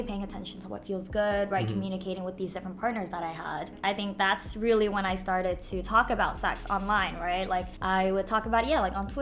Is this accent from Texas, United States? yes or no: yes; Houston, Texas, United States; moved away as an adult; also born or lived in Philadelphia; So I grew up in Houston, Texas, and then I went to school in Philadelphia